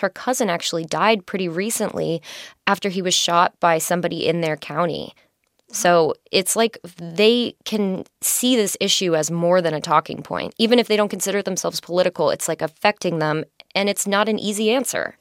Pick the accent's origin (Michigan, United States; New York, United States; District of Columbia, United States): New York, United States; New York City; I'm from New York City